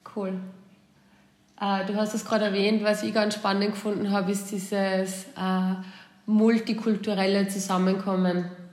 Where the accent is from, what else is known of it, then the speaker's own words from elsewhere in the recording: Austria; moved away as an adult; now in United States; Man wird als Österreicher